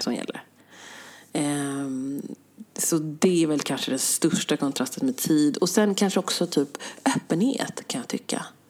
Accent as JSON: {"language": "Swedish", "town": "Stockholm", "region": "Stockholm County", "country": "Sweden", "said": "jag är från Sverige"}